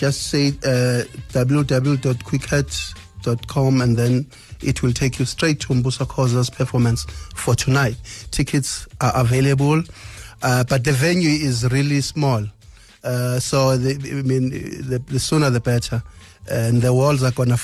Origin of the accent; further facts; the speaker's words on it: KwaZulu-Natal, South Africa; I was born in KwaZulu-Natal, but my parents, my father and my great-grandfather were from Swaziland